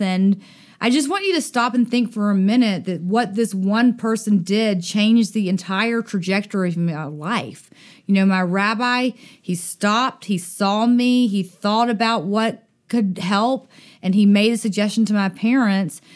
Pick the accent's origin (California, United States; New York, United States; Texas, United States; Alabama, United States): Alabama, United States; Dothan; moved away; also born or lived in Utica, Mississippi; I grew up in Dothan, Alabama